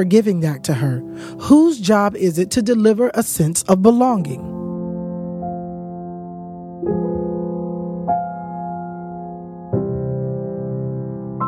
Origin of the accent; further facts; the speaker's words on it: Eatonville, Florida, United States; I grew up in Eatonville, and my mom grew up in Eatonville.